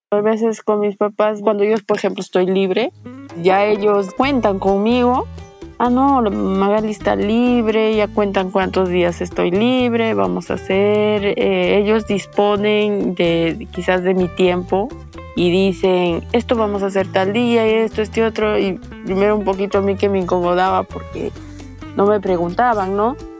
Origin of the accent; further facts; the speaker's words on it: Hualgayoc, Cajamarca, Peru; mi pueblo, mi pueblo es chico, Hualgayoc, nos conocemos